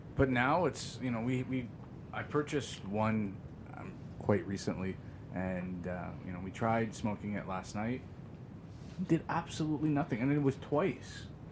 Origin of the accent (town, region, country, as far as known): Greater Toronto Area, Ontario, Canada